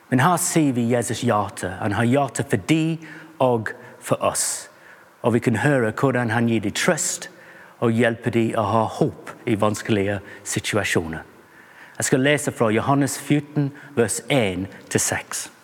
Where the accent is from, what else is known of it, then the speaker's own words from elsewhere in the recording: England, United Kingdom; Norwegian is a second language; Jeg er en engelskmann, som du kanskje hører. Og engelskmenn liker mange rare idrett og sport.